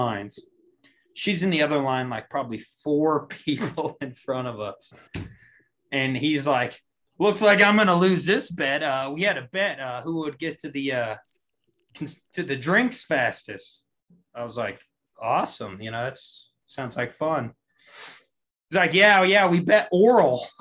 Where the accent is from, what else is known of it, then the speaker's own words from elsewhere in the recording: Monette, Arkansas, United States; I come from Monette, tiny town